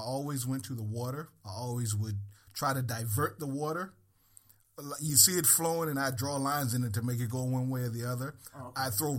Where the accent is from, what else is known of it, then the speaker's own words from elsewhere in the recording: Danville, Virginia, United States; now in Connecticut, United States; I'm from a small town called Danville, Virginia.